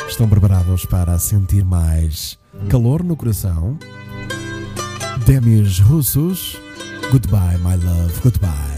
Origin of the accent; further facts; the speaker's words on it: Porto, Norte, Portugal; accent: northern (pronúncia do norte); eu sou do Porto